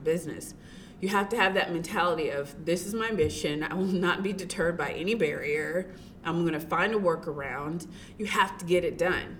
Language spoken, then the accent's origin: English; Tennessee, United States; I grew up in Tennessee. I grew up with my grandparents.